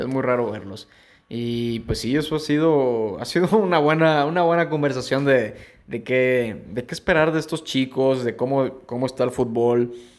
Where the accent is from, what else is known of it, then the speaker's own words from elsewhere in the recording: Mexico; nosotros acá como mexicanos